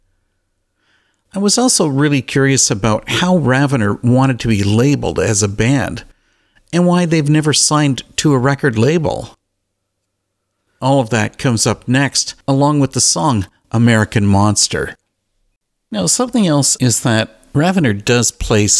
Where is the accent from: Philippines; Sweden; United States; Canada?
Canada; I'm Canadian